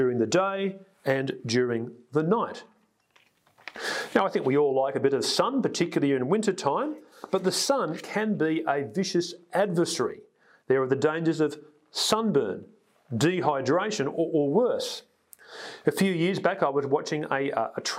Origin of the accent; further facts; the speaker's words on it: Sydney, New South Wales, Australia; I grew up on the North Shore in a fairly, you know, achievement-orientated environment